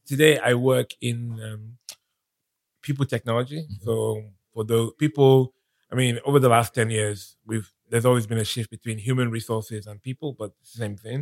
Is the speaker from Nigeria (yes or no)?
yes; Nigeria; moved away as an adult; also born or lived in London, United Kingdom; now in United Kingdom; I was born in London. Mm-hmm. Um, my parents were studying in the UK and when I was about eight years old, mm-hmm. my parents decided to go back to Nigeria